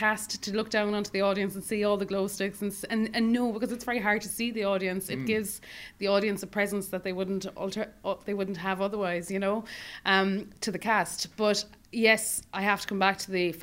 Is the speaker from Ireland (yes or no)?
yes; Kerry, Munster, Ireland; moved away; also born or lived in Cork; I'm from Kerry